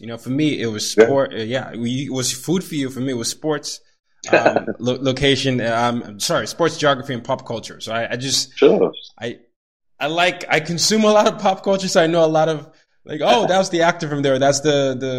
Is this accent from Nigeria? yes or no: yes; Nigeria; as a Nigerian